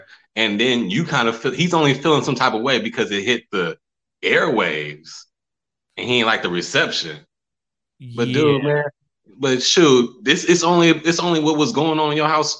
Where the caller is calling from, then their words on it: California, United States; I'm calling from Bay Area.